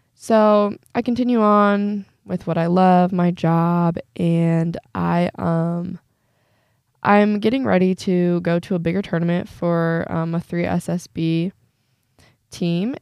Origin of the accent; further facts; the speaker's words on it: Northeast Indiana, United States; I'm seventeen years old and I'm from Northeast Indiana